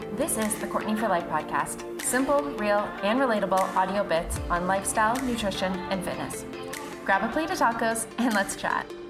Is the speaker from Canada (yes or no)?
yes; Canada; I'm Canadian